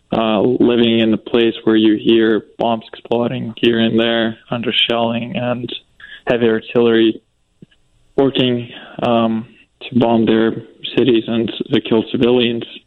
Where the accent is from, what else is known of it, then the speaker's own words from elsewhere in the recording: southeast Ukraine, Ukraine; now in United States; I'm from Ukraine, uh, from southeast uh, part of Ukraine